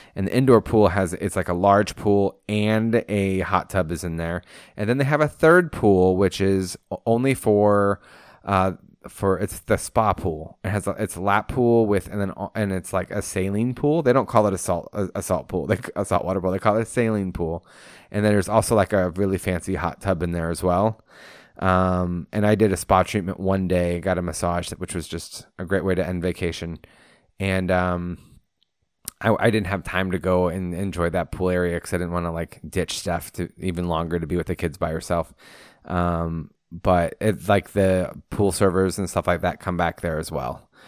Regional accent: Pacific Coast, West Coast, United States; moved away; what I grew up with on the Pacific Coast

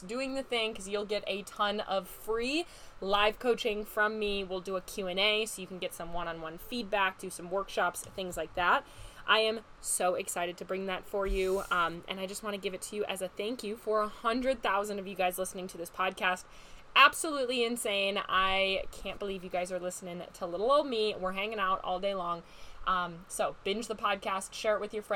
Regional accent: Wisconsin, United States; moved away; I am from Wisconsin. I'm a Wisconsin girl at heart

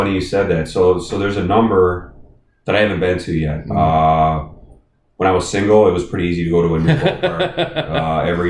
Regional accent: Milwaukee, Wisconsin, United States; moved away; also born or lived in Maryland; I grew up in Milwaukee.

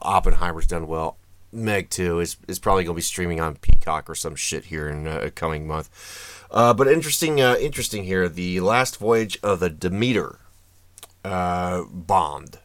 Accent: United States; I say this as an American

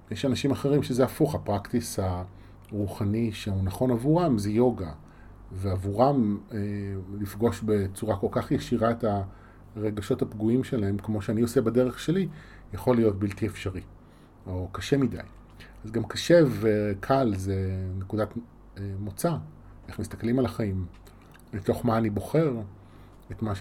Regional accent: Yavne, Central District, Israel; also born or lived in Rishon LeZion; now in Tel Aviv, Israel; נולדתי בראשון וגדלתי ביבנה רוב חיי, עד שעזבתי לתל אביב

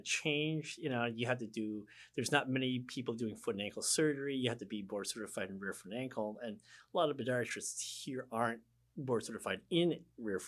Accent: Midwest, United States; also born or lived in West Coast; now in Hilton Head Island, United States; growing up in the Midwest

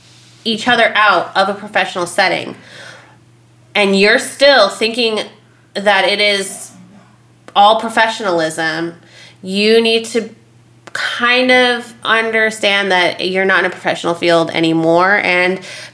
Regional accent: Las Vegas, Nevada, United States; Okay, so like again, we're from Vegas.

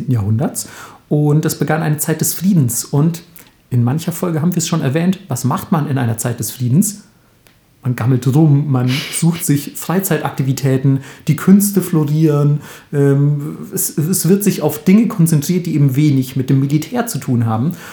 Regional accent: Bavaria, Germany; Weil es gibt zum Beispiel in, in Franken, da wo ich herkomme, nennt man das ja zum Beispiel Schnick, Schnack, Schnuck.

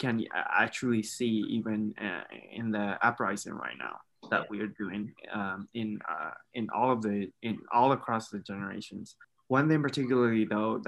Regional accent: Bago, Bago Region, Myanmar; moved away as an adult; now in Edmond, Oklahoma, United States; I'm from Bogo.

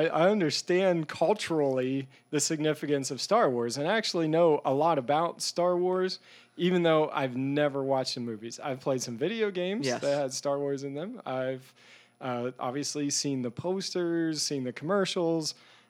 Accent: Pennsylvania, United States; I grew up in Eastern Pennsylvania in Lancaster County.

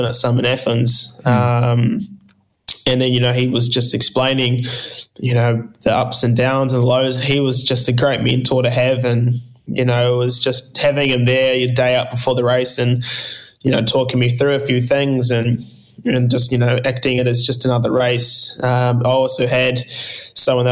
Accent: Whakatane, Bay of Plenty, New Zealand; this little kid that was a landscaper from Whakatane

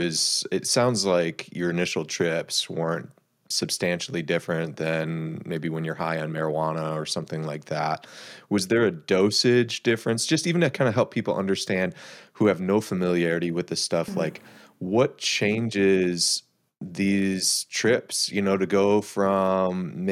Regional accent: Minnesota, United States; I'm a Minnesotan

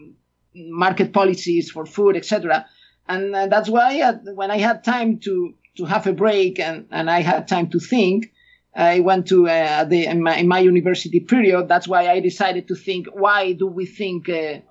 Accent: Galicia, Spain; English is a second language; moved away as an adult; I'm an Spaniard. I was born in Spain. I grew up in Spain

